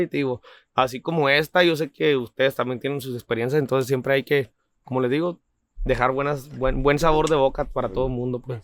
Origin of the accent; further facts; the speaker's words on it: Camargo, Chihuahua, Mexico; also born or lived in Delicias, Chihuahua / Kansas City; now in California, United States; nací en Delicia, Chihuahua, pero me crié en Camargo, Chihuahua totalmente.